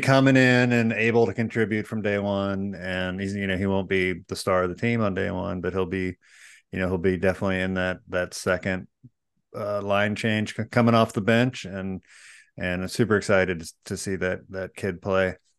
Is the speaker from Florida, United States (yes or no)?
yes; Florida, United States; now in California, United States; I grew up in Florida